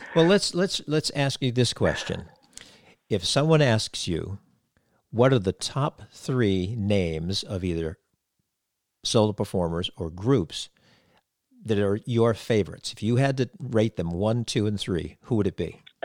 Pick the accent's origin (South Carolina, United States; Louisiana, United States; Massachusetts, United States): Massachusetts, United States; Cape Cod; growing up on Cape Cod